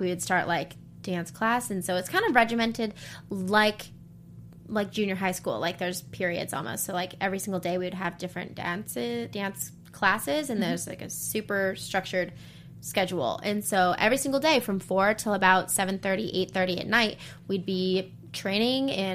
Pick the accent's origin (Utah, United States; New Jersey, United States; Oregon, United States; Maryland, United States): Utah, United States; we grew up in Utah